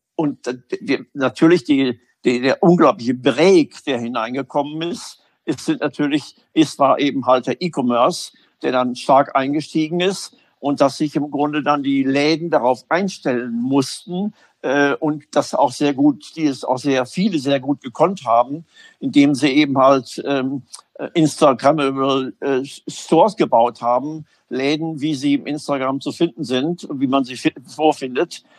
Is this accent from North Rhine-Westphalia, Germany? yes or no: yes; Münster, North Rhine-Westphalia, Germany; also born or lived in Hamburg; Münster meine Heimatstadt ist